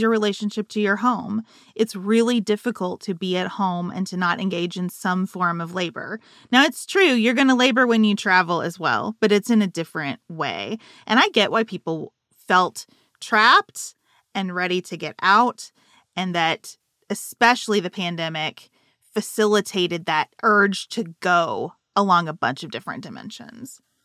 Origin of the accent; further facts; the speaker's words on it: United States; as an American